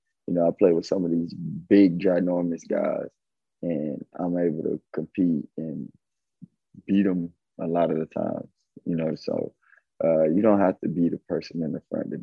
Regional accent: Avon Park, Florida, United States; I came from Avon Park, Florida. It's like 5,000-6,000 people.

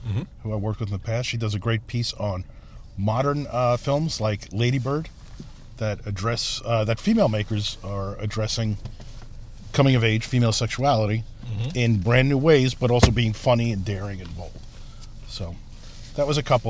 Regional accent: New York City, New York, United States; accent: East Coast; moved away as an adult; now in Chicago, United States; I grew up in Brooklyn

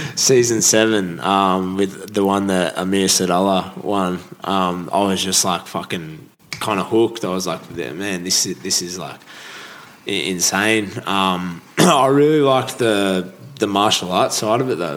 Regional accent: Holgate, New South Wales, Australia; I grew up on the Central Coast, uh, Holgate, Central

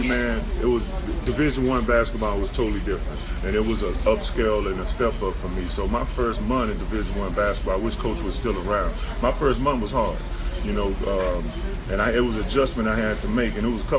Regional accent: Dallas, Texas, United States; I'm originally from Dallas, Texas.

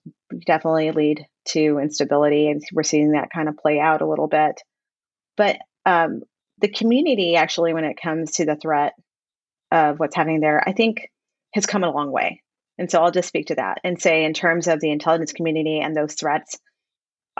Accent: Texas, United States; I'm from Texas

